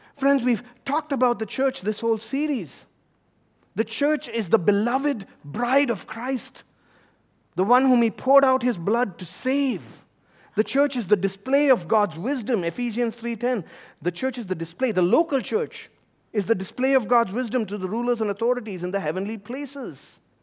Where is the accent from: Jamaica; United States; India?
India; moved away; my home country of India